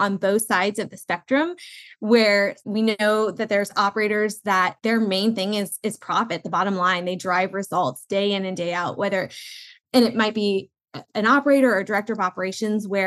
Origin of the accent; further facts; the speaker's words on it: Southern California, United States; I grew up in Southern California where we were an emerging market